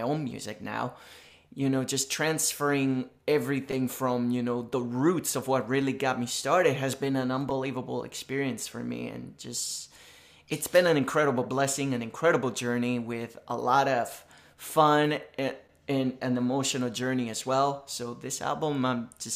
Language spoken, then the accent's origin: English; Isabela, Puerto Rico; English is a second language; moved away; I was just a 3-year-old baby born and raised in Isabela, Puerto Rico.